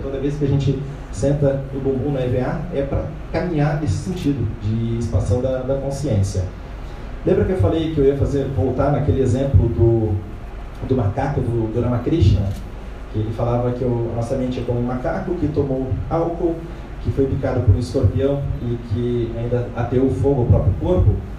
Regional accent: Brazil; como brasileiros

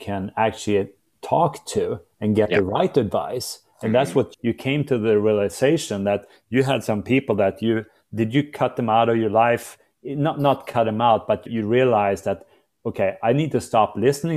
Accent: Sweden; moved away; I'm from Sweden originally

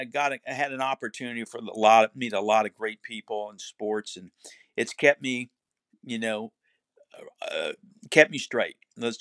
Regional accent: Cocoa Beach, Florida, United States; also born or lived in Duluth, Minnesota; No, I was born in Duluth, Minnesota. Okay. It was about as cold country as you get, but I was raised in Cocoa Beach, Florida, and I went to high school there

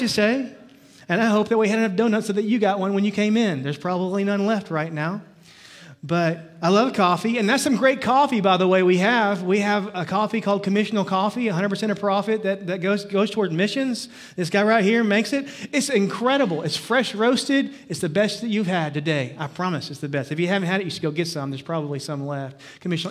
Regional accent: Livingston, Texas, United States; I grew up in Livingston, Texas

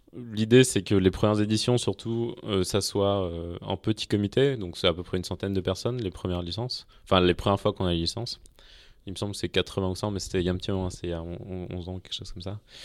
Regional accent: Clermont-Ferrand, Auvergne-Rhône-Alpes, France; Donc moi, je viens de Clermont-Ferrand à la base. Euh, je suis auvergnat et, assez attaché, assez attaché à ça

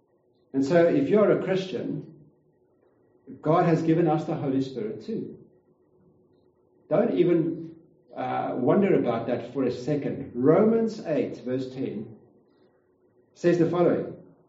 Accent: Kempton Park, Gauteng, South Africa; we've moved back and forth to Gauteng. I came from Kempton Park, moved back and forth.

